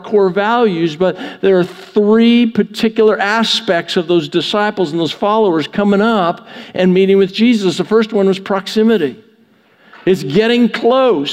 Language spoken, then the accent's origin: English; Canada; now in United States; I grew up in Canada. I didn't grow up near American football.